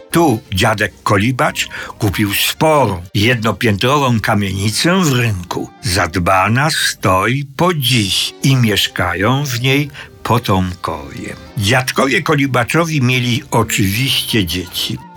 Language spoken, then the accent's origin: Polish; Czechowice, Silesian Voivodeship, Poland; born there; 11 listopada 1933 roku urodziłem się w Czechowicach, wtedy jeszcze bez dzieci.